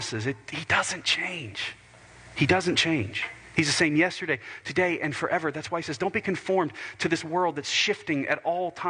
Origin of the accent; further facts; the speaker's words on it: United States; as American believers